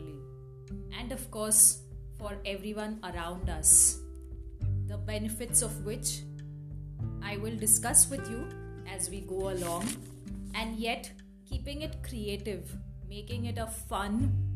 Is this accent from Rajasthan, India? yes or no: no; Mumbai, Maharashtra, India; moved away as an adult; now in Bir, India; I am originally from Mumbai